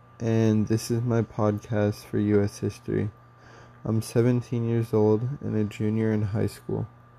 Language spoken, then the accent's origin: English; Havre, Montana, United States; also born or lived in Tacoma, Washington; I was born in Tacoma, Washington, and lived in Havre my whole life.